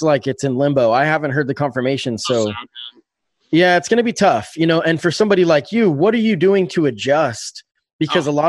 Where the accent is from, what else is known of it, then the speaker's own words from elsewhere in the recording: Salem, Oregon, United States; also born or lived in Springfield, Oregon; I grew up in Salem, Oregon, and I lived on Salishan Street.